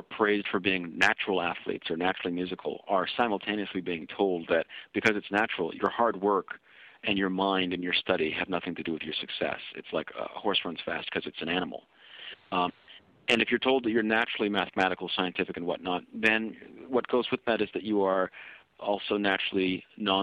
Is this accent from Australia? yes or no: no; Canada; I'm being a Kenyan-Canadian